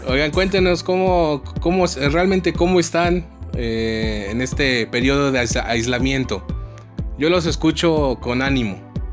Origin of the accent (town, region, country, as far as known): Mexico